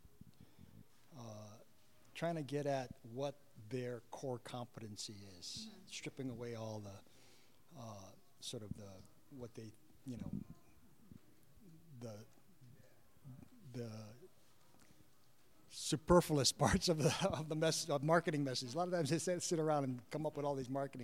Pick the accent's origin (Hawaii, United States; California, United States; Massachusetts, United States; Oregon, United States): Hawaii, United States; now in Seattle, United States; I grew up in Hawaii